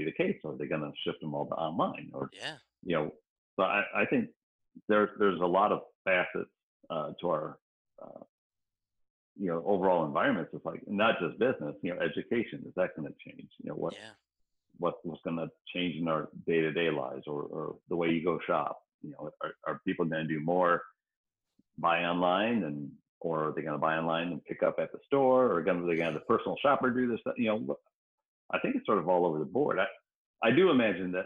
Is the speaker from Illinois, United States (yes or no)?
yes; Rockford, Illinois, United States; moved away as an adult; now in Cleveland, United States; grew up in Northern Illinois, in Rockford, Illinois.